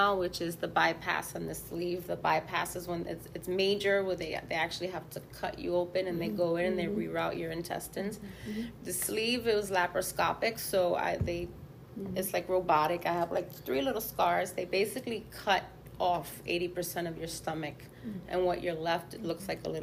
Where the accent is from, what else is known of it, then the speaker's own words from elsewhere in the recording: New York, United States; I grew up in New York in the height of the clubs and ecstasy